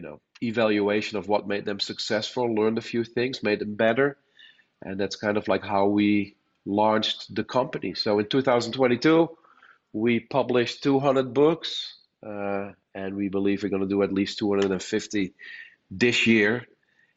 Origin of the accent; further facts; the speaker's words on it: Netherlands; moved away as an adult; now in United States; I was born and raised in the Netherlands. That explains my accent. But I came to the States in 2006.